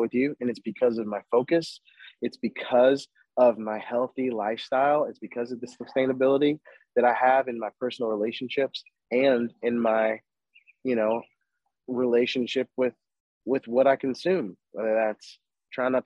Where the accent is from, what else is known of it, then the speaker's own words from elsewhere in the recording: West Virginia, United States; my home state, West Virginia.